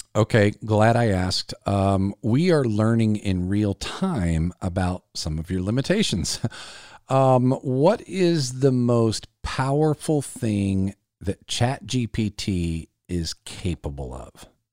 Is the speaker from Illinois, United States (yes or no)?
no; South Carolina, United States; my home state of South Carolina